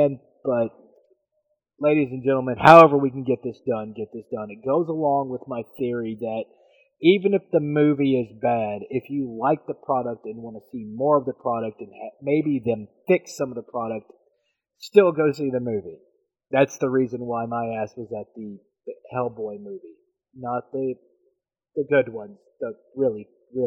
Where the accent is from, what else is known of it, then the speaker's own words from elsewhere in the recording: United States; I'm American